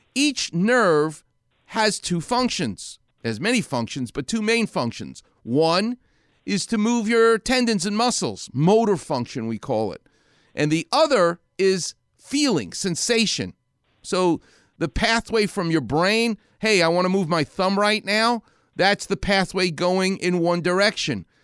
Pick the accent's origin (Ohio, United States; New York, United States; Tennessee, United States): New York, United States; New York City; moved away; I'm a New Yorker